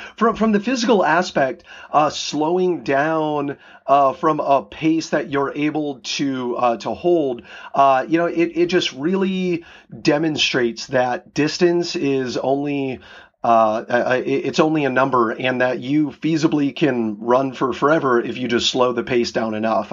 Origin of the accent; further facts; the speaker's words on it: Iowa, United States; now in Seattle, United States; I grew up in Iowa and moving out here to Washington